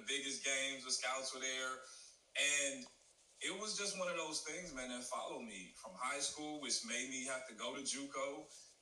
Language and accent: English; St. Louis, Missouri, United States; moved away; also born or lived in Southern California / San Jose; I'm originally from St. Louis, Missouri